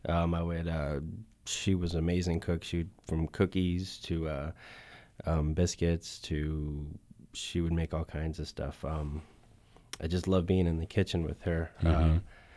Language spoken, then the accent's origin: English; Lake Worth, Florida, United States; I'm from Lake Worth, and … is born in Boynton.